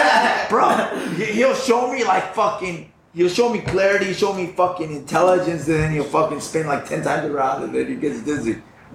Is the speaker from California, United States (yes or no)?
yes; California, United States; also born or lived in Mexico; I'm from California.